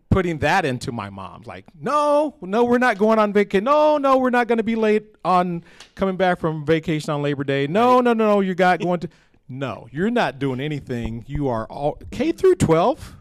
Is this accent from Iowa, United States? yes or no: yes; Johnston, Iowa, United States; that's my hometown